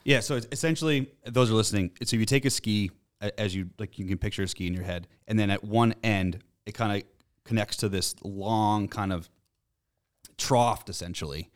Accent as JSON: {"language": "English", "town": "Boston", "region": "Massachusetts", "country": "United States", "said": "we're from Boston"}